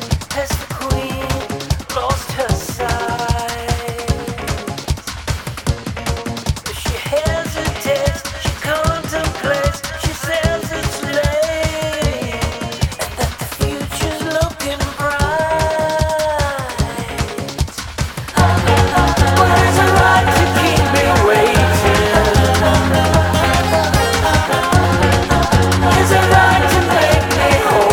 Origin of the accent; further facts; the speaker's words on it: Midwest, United States; I grew up in the Midwest